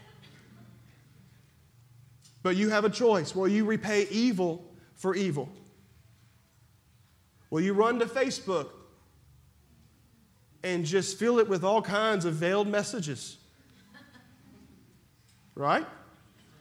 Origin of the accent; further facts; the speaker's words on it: Texas, United States; I'm from Texas